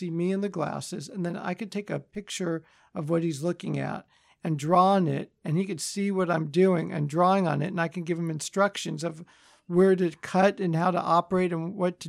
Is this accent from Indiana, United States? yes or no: no; Los Angeles, California, United States; also born or lived in Chicago; So I was born in Chicago, but grew up in Los Angeles in the Valley.